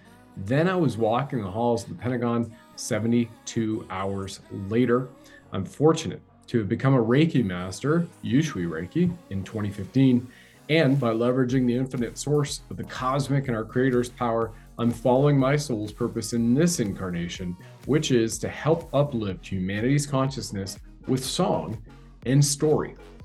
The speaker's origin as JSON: {"language": "English", "country": "Canada"}